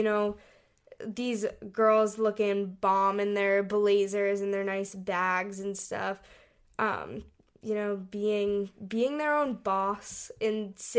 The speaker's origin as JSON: {"language": "English", "country": "Hong Kong", "tie": "born or raised there", "said": "We grew up in Hong Kong and we traveled all over Asia"}